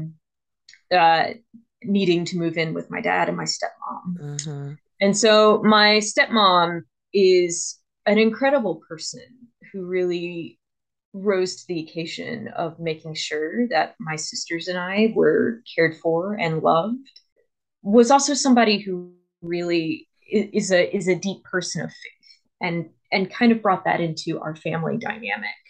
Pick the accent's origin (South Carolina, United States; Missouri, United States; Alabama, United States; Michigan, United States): South Carolina, United States; Columbia; I'm from South Carolina. I'm from the town of Columbia, which is the capital. And I grew up